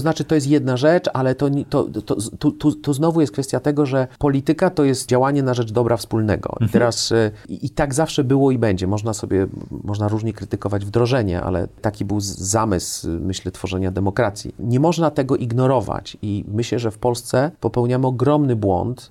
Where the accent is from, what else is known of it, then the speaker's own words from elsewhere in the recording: Kraków, Lesser Poland, Poland; moved away; also born or lived in France; jestem z Krakowa